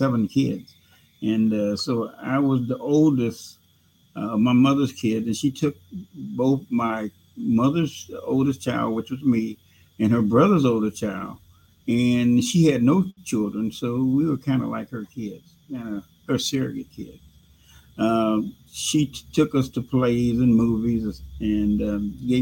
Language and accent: English; Chicago, Illinois, United States; I was born here in Chicago, Illinois